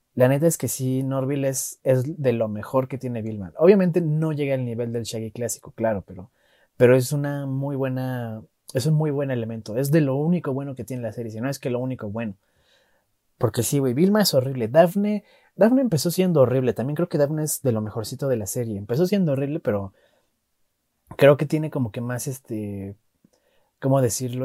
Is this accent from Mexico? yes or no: yes; Mexico; Yo como mexicano